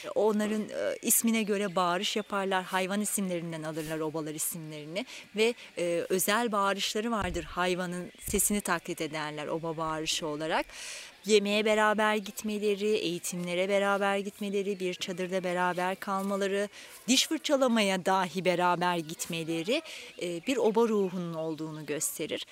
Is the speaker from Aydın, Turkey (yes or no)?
yes; Aydın, Turkey; moved away as an adult; now in Kocaeli, Turkey; Aydınlıyım. Aydın'da başladım. Hemşirelik lisesinde okuduğum için